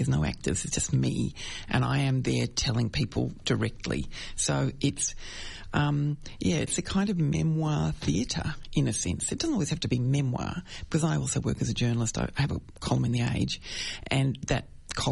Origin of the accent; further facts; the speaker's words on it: Brighton, Victoria, Australia; I grew up in Brighton